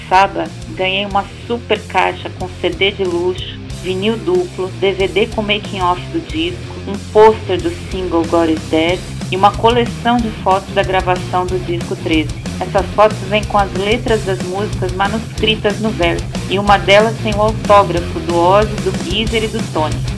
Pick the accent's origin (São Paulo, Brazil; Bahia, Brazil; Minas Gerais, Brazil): São Paulo, Brazil; eu sou de São Paulo, capital